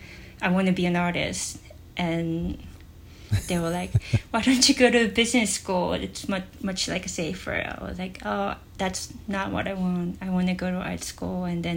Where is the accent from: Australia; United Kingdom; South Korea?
South Korea; born or raised there; moved away as an adult; also born or lived in Germany; now in Los Angeles, United States